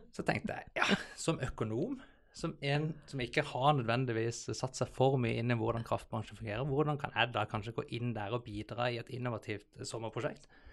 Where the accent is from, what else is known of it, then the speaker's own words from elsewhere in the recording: Southern Norway, Norway; moved away as an adult; also born or lived in Bergen, Norway / Copenhagen, Denmark / New York, United States; now in Oslo, Norway; jeg er en sørlending som eh, har eh, forvilla meg litt opp i Oslo